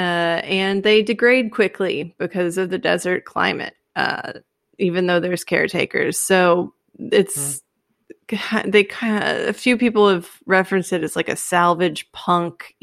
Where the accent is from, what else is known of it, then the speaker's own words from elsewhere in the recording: Texas, United States; I'm from Texas